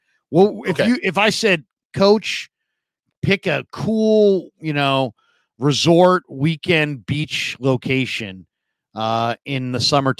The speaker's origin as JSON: {"language": "English", "town": "San Francisco", "region": "California", "country": "United States", "tie": "born or raised there", "also_born_or_lived": "Walnut Creek, California", "said": "I grew up in the Sunset District of the city, right? You know, literally 15 blocks from the edge of the continent, you know, right there off the Pacific Ocean. And it was mm-hmm. foggy and cold in the summertime."}